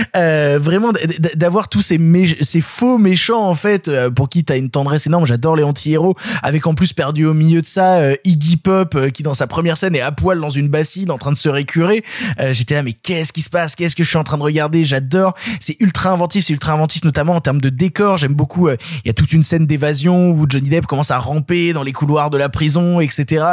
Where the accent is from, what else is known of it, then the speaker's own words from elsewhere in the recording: Ardèche, Auvergne-Rhône-Alpes, France; moved away; moi à la base je viens d'Ardèche c'est-à-dire que moi à la base tout mon terroir toute ma culture elle est du fin fond de l'Ardèche